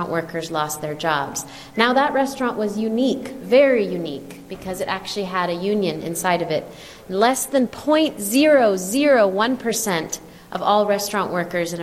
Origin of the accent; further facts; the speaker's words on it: United States; also born or lived in New York City; we eat out as Americans